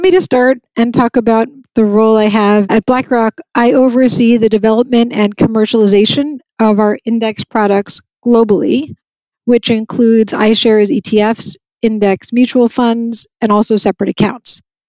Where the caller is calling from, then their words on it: New York, United States; I'm in New York and it's actually a beautiful day. Blue sky and fabulous. So fabulous fall day in New York.